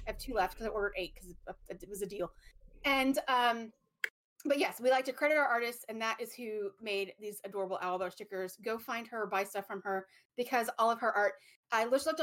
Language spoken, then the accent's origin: English; East Texas, United States; growing up in East Texas and in the swampy